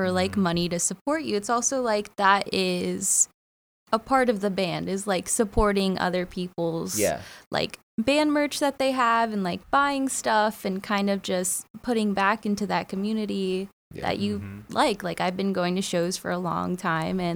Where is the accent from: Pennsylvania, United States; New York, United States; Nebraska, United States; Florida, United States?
Florida, United States; Vero Beach; I was still living in Vero